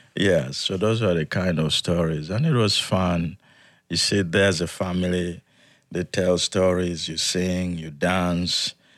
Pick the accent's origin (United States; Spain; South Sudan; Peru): South Sudan; Yei, Central Equatoria; moved away; I was born in South Sudan